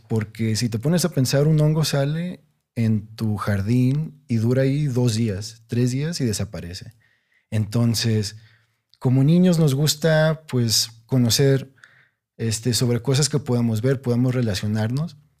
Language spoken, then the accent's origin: Spanish; Monterrey, Nuevo León, Mexico; yo crecí en Monterrey, una ciudad, o sea, grandísima, muy urbana